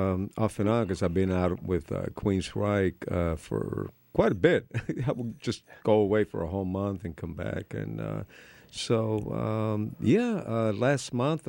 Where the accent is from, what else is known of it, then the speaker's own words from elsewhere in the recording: Miami, Florida, United States; also born or lived in Cuba; Being a Cuban immigrant when I was growing up in Miami, no one took me seriously as a rocker playing guitar